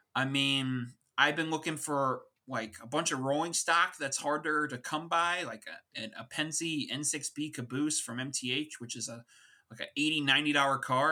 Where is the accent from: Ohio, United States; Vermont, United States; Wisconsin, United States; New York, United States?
New York, United States; Long Island; an East Coaster, uh, born and raised in Long Island, New York